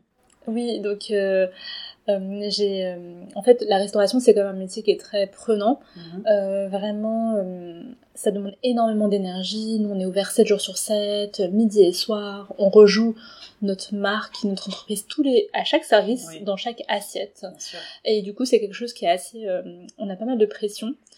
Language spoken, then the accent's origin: French; Paris, Île-de-France, France; je suis née à Paris et donc euh, d'origine chinoise